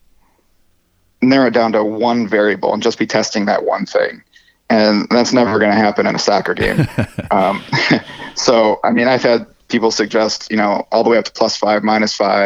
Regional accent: Detroit, Michigan, United States; I'm from Detroit

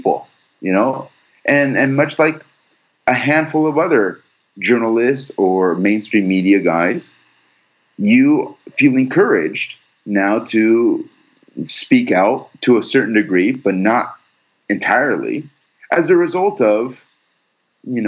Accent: United States; I was born and raised here in the United States. I am full American.

